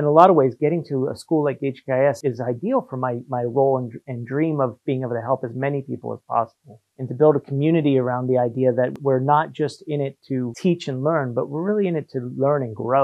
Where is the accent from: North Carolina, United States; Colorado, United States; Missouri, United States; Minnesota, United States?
North Carolina, United States; moved away as an adult; also born or lived in New Jersey / Shanghai, China / Paris, France; now in Hong Kong; when we moved to North Carolina, I was about 8 years old. So I did most of my schooling through there as well.